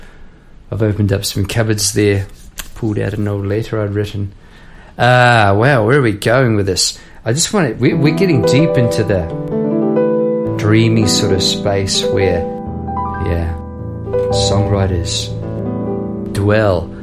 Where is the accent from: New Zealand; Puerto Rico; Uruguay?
New Zealand; now in Melbourne, Australia; as a New Zealander